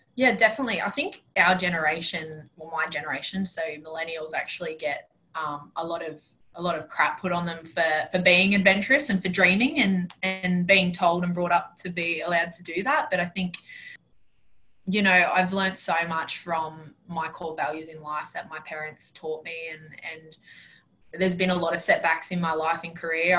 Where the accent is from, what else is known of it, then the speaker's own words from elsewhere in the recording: Penrith, New South Wales, Australia; moved away as an adult; now in Queensland, Australia; I was born and raised in born and raised in Penrith